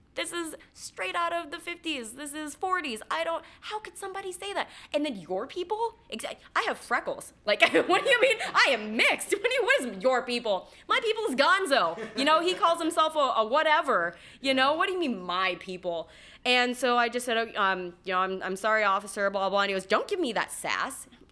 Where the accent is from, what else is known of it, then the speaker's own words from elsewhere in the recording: Los Angeles, California, United States; moved away as an adult; also born or lived in Central Georgia; I'm from Los Angeles, and I moved to Central Georgia